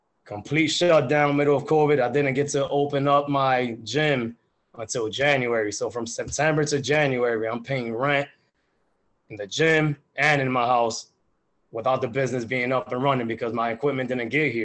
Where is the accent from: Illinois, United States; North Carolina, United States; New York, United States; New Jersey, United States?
New Jersey, United States; I'm from New Jersey, you know, the weather gets cold out here.